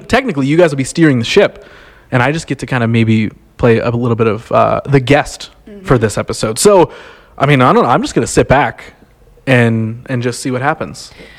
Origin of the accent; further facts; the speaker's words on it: Crooksville, Ohio, United States; moved away; Crooksville, Ohio. Very small town of 2,000 people, maybe something like that.